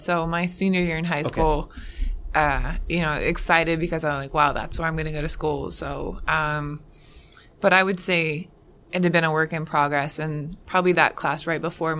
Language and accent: English; Macy, Indiana, United States; I grew up in Macy, Indiana.